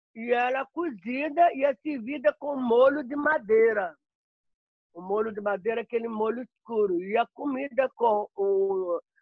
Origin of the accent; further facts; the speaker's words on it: Belo Horizonte, Minas Gerais, Brazil; moved away as an adult; now in Frankfurt, Germany; sou natural de Minas Gerais, Belo Horizonte